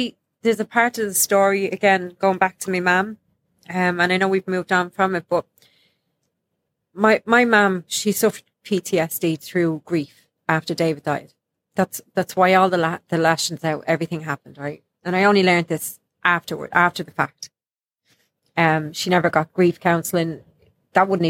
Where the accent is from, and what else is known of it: Ireland; now in United States